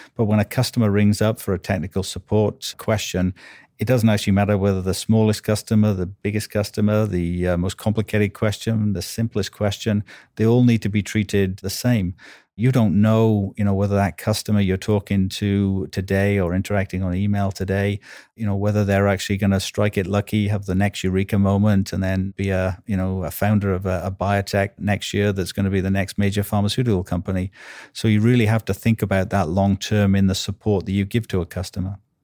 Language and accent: English; Wales, United Kingdom; accent: Welsh; now in United States; I'm Welsh, as you can probably, uh, may be able to tell from my accent